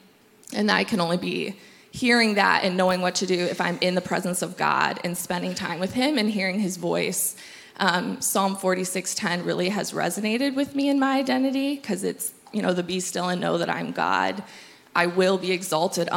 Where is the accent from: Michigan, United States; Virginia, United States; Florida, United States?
Michigan, United States; moved away as an adult; now in Tri-Cities, United States; We are from Michigan